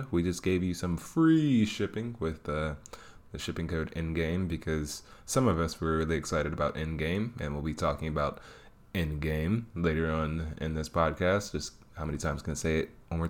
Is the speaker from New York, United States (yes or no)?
no; Detroit, Michigan, United States; I am born and raised in Detroit